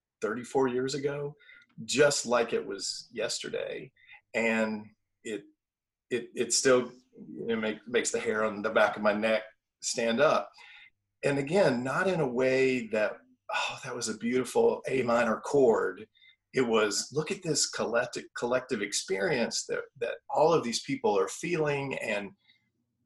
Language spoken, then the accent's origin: English; Nashville, Tennessee, United States; I grew up in Nashville as a non-musician, but a lover of the arts.